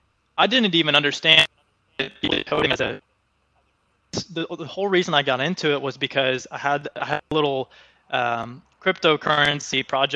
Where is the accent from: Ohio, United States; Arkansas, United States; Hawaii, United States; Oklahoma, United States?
Oklahoma, United States; So now, Oklahoma isn't really known as one of the big tech hubs or anything like that. So it's not like I was just completely surrounded by tech from the day I was born.